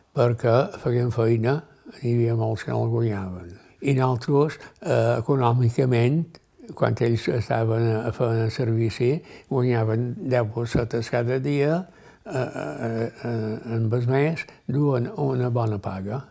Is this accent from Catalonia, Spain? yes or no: no; Ciutadella, Balearic Islands, Spain; Vaig néixer a un lloc que es diu Sant Àngel, a la banda de, de les platges de la vall